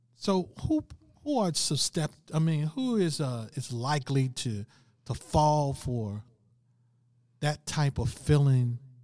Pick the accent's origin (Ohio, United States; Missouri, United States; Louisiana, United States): Missouri, United States; St. Louis; I'm from Saint Louis, Missouri